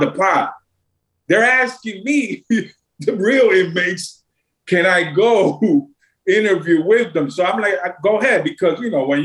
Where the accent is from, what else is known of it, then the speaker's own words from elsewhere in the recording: New York City, New York, United States; Like I'm from Brooklyn. I'm from New York